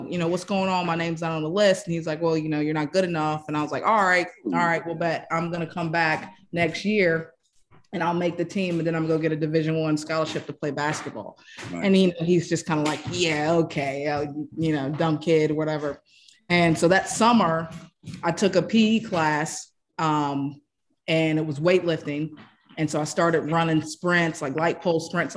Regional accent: Camden County, North Carolina, United States; moved away; Right outside the Outer Banks, place called Camden County, North Carolina

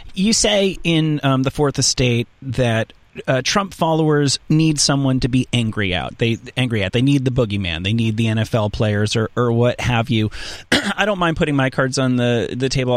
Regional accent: New York, United States; I'm, I'm from New York.

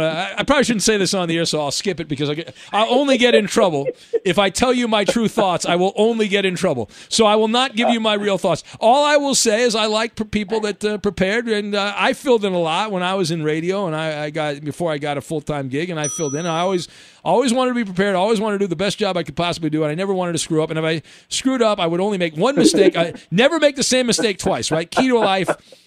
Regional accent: Irvine, California, United States; When I was a child growing up in Irvine, California

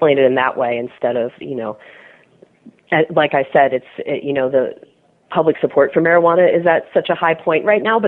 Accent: Washington, District of Columbia, United States; Washington, D.C. is my hometown

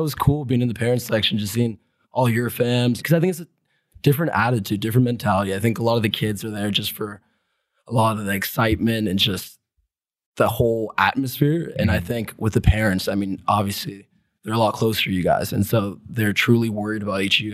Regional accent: Atlanta, Georgia, United States; I'm originally from Atlanta, Georgia.

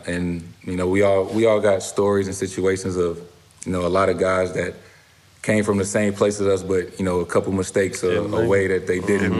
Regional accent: St. Louis, Missouri, United States; You know, I tell people my biggest fear all the time was just growing up in St. Louis, just being at the wrong place in the wrong time.

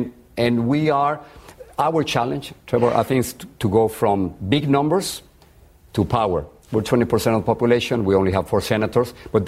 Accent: Mexico; now in United States; I think I'll never be American enough to many Americans. And when I go back to Mexico, I'm not Mexican enough to many Mexicans anymore.

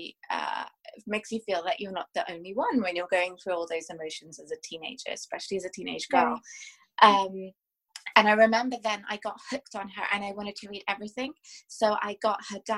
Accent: England, United Kingdom; I was born and brought up in England

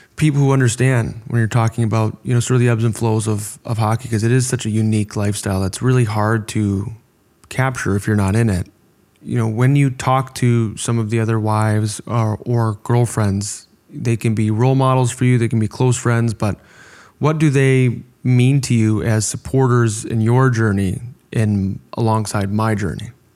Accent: Orland Park, Illinois, United States; We're both American from, you know, Orland Park, Illinois. We went to the same high school

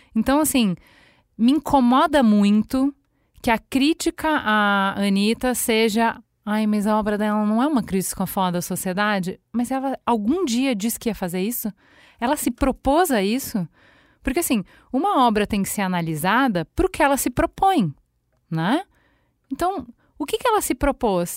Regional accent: Brazil; enquanto brasileiro

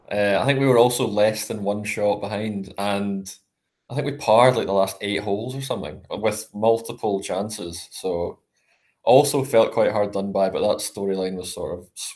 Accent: Troon, Scotland, United Kingdom; from Scotland, as you can probably hear. Also joined Golf Monthly about 6 months ago. Doesn't feel like as long as that, to be fair. I'm from Trin. Play at Royal Trin

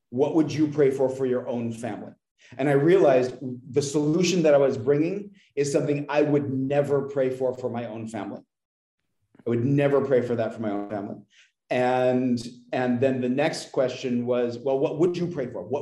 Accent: California, United States; now in Mae Sot, Thailand; I grew up in California.

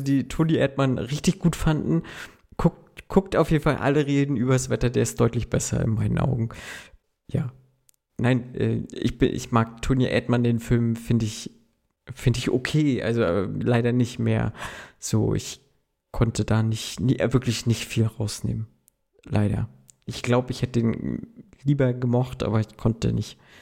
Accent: Mecklenburg-Vorpommern, Germany; Ich bin ja der Mecklenburger Typ

